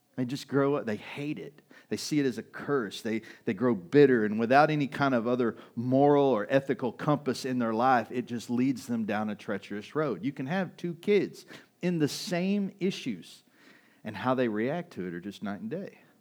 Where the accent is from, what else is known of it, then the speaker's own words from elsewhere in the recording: United States; We're American